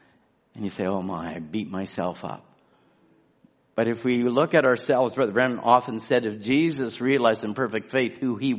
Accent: England, United Kingdom; now in Chilliwack, Canada; You can't identify with anything that is, I was brought up in England or came from England or the British.

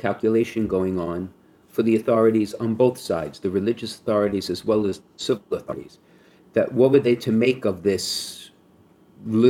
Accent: New York City, New York, United States; I grew up in Brooklyn

